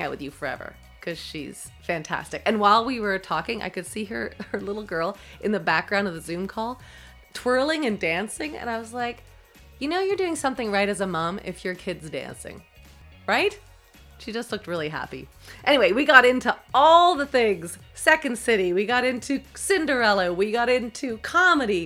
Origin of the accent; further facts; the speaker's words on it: Toronto, Ontario, Canada; I was from Toronto